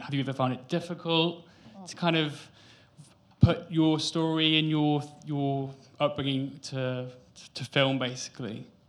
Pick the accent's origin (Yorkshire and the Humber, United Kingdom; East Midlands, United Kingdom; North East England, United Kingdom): Yorkshire and the Humber, United Kingdom; I'm from West Yorkshire